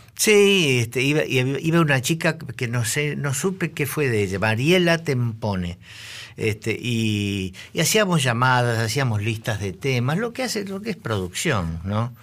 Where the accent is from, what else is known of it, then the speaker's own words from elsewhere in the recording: Buenos Aires, Argentina; yo soy del Buenos Aires, soy el típico zurdito del Nacional Buenos Aires de aquella época